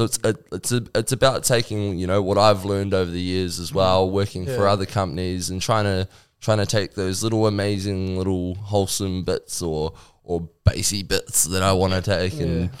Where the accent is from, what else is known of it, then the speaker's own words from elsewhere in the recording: Northland, New Zealand; We're from Northland, we're Northland boys